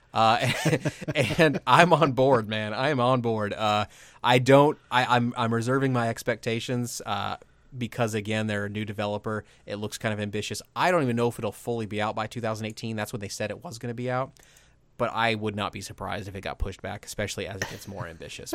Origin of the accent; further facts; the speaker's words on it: Midwest, United States; growing up in the Midwest